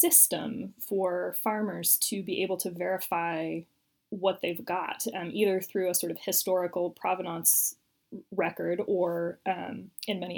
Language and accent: English; United States; I'm American